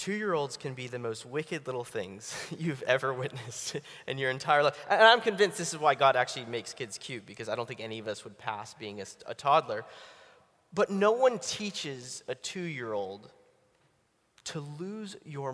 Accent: Pittsburgh, Pennsylvania, United States; now in Atlanta, United States; I'm originally from Pittsburgh. I know you probably don't look that, but I'm now from Atlanta

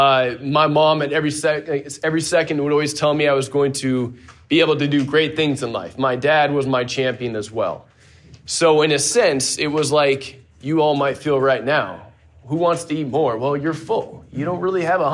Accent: Pebble Beach, California, United States; moved away; I grew up in Pebble Beach, California

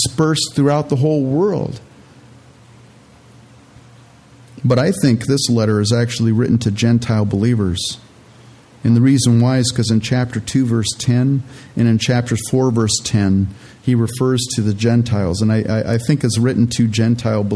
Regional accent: California, United States; moved away as an adult; also born or lived in Canada; now in Minnesota, United States; I was born in Canada, and my parents were born in Holland, and they immigrated to Canada, and they were pilgrims in Canada. And then we immigrated to California

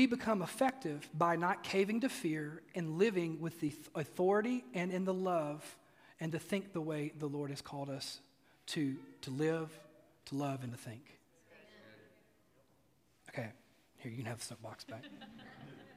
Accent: Mississippi, United States; also born or lived in East Tennessee; now in Oak Ridge, United States; I grew up in Mississippi, and while we do occasionally have rough weather over here in East Tennessee

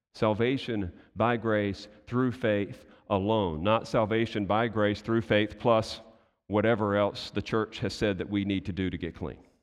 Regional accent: United States; I'm American too

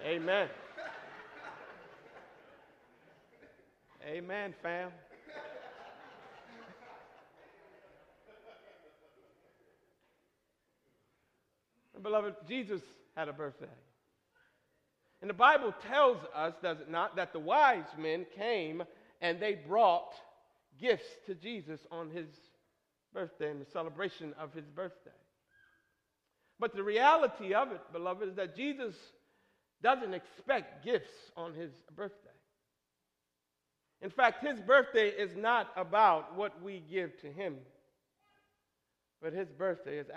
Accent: Michigan, United States; Growing up in Michigan, it snowed usually by November 13th.

